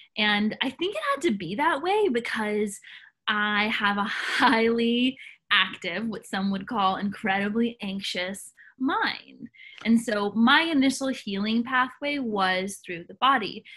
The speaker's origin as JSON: {"language": "English", "town": "Nashville", "region": "Tennessee", "country": "United States", "tie": "born or raised there"}